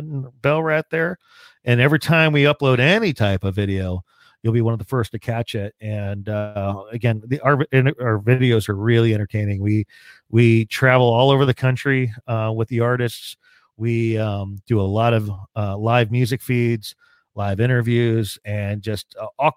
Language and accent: English; Hunterdon County, New Jersey, United States; Grew up in a farm community out in Hunterdon County